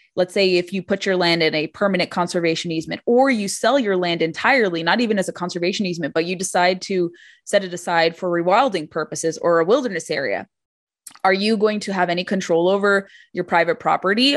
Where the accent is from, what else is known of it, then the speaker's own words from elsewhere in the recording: California, United States; growing up in California